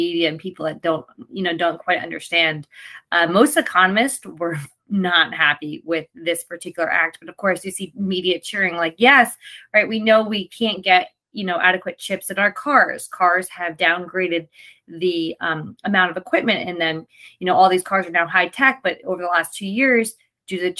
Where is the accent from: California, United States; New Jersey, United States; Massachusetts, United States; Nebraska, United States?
New Jersey, United States; my home state, that's 10% of New Jersey's budget